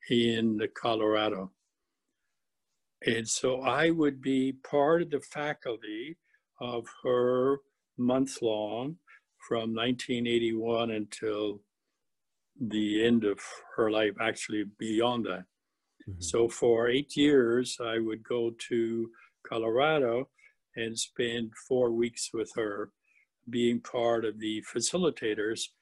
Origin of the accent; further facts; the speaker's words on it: British Columbia, Canada; we came from British Columbia to Manitoba in 1965, and we've always wanted to go back home to British Columbia.